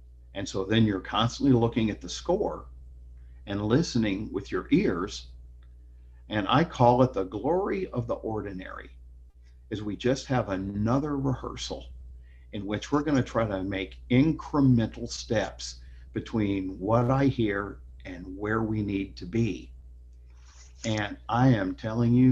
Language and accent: English; Iowa, United States; moved away as an adult; I went back to my home state of Iowa